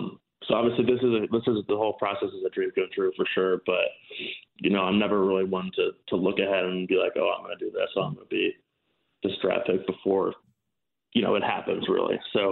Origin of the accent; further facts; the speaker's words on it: Chicago, Illinois, United States; So I've always been a Packers fan, despite growing up in Chicago.